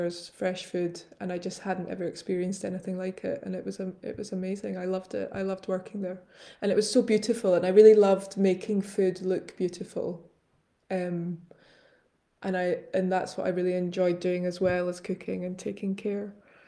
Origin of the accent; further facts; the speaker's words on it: Glasgow, Scotland, United Kingdom; Eating growing up in Glasgow... It's funny, when you said that I had to think of a food memory